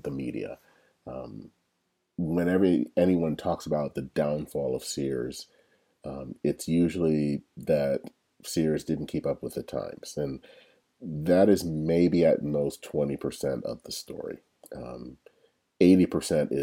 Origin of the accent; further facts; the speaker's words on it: Michigan, United States; that's my home state